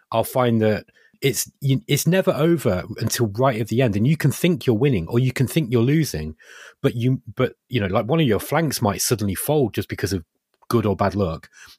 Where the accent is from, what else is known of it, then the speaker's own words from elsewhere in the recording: Derby, East Midlands, United Kingdom; I grew up in Derby, and Derby, literally where I live, just across the wall from where, you know, my parents' house, is a park.